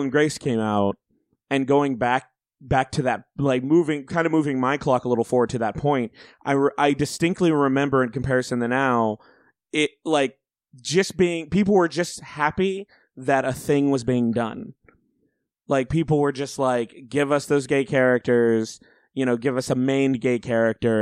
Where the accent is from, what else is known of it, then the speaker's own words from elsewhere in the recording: Auburn, Alabama, United States; I grew up in Alabama